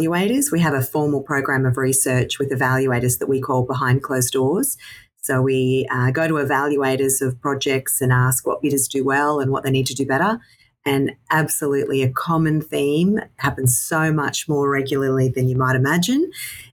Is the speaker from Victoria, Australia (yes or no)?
no; Toowoomba, Queensland, Australia; now in Brisbane, Australia; born and raised in Toowoomba and then came to Brisbane when I finished my degree